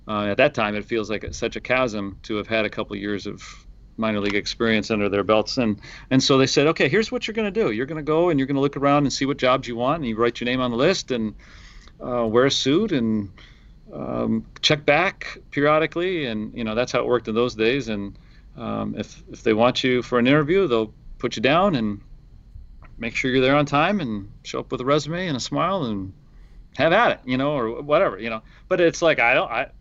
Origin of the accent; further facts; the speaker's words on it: Detroit, Michigan, United States; moved away as an adult; I grew up in Michigan, in Detroit, and I was, you know, went to school at Michigan State. So Michigan, I never lived anywhere else